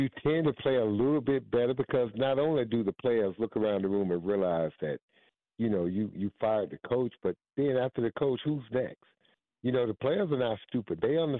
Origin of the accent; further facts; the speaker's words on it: Georgia, United States; And I really hope, as someone who was born and raised in Georgia, who lives here now, would like for the Hawks to get the right guy.